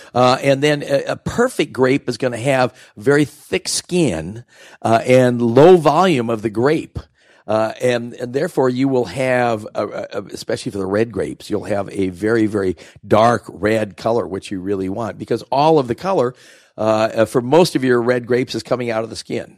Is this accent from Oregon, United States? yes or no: yes; Oregon, United States; moved away as an adult; I grew up here in Oregon